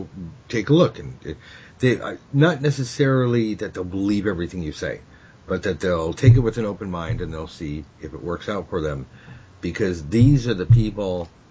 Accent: United States; I'm from America

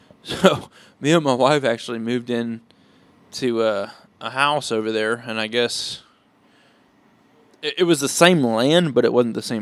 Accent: Palestine, Texas, United States; went right back to, I think we're from Palestine, right?

